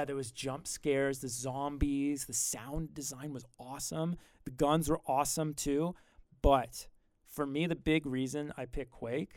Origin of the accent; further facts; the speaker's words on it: Grimsby, Ontario, Canada